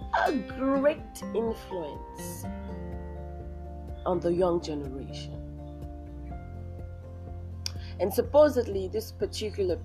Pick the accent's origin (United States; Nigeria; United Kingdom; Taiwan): Nigeria; I'm from Nigeria